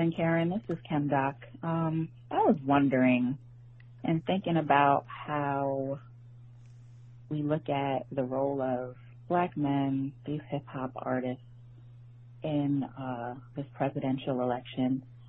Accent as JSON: {"language": "English", "region": "New York", "country": "United States", "tie": "born or raised there", "said": "I grew up in New York."}